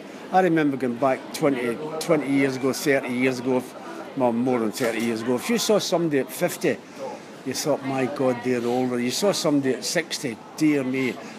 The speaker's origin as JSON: {"language": "English", "region": "Scotland", "country": "United Kingdom", "tie": "born or raised there", "also_born_or_lived": "Ireland", "said": "I was born in Scotland."}